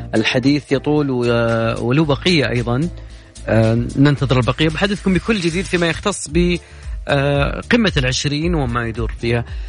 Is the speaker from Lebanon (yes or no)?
no; Saudi Arabia; كلنا كسعوديين